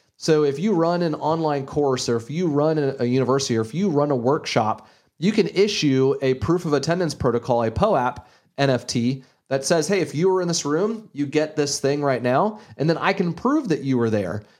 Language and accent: English; Gainesville, Florida, United States; I grew up in Gainesville, Florida, an hour north of Ocala, Florida